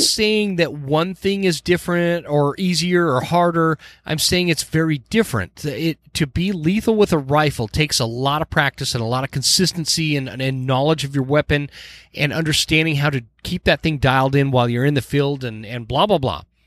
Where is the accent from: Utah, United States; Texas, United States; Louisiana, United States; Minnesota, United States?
Utah, United States; now in Idaho Falls, United States; I am from Utah. I'm born and raised in Utah